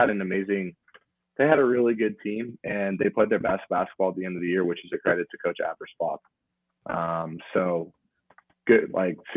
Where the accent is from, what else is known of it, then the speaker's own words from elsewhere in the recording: Idaho, United States; I know we're from Idaho and maybe we don't look the part all the time